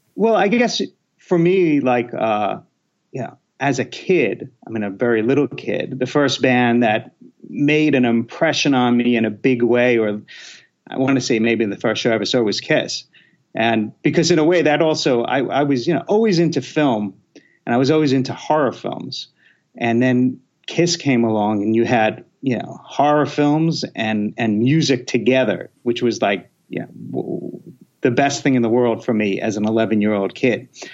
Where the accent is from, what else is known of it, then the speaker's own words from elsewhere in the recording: New York City, New York, United States; moved away as an adult; now in Los Angeles, United States; I'm from Queens, New York. So I, I'm born in Queens, New York, and and lived there, you know, till I was 17. Then I came out to LA.